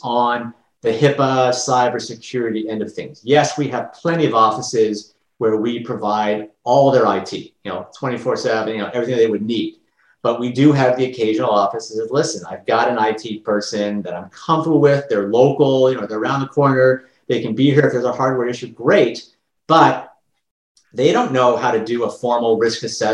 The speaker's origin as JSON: {"language": "English", "country": "Canada", "said": "I'm Canadian and I've got lots of Canadian clients"}